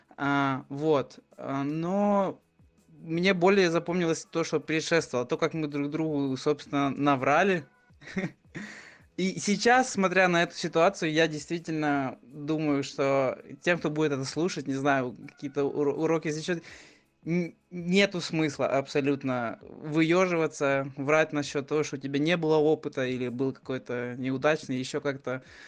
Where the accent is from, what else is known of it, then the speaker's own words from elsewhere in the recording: Ukraine; я из Украины